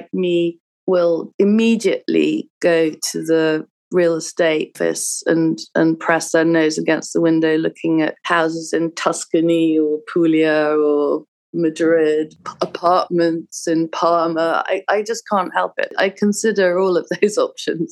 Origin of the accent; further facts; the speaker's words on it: London, United Kingdom; moved away as an adult; also born or lived in Hudson, New York; now in Brooklyn, United States; I'm from London, but I lived in America for 17 years. I live in Brooklyn and Hudson.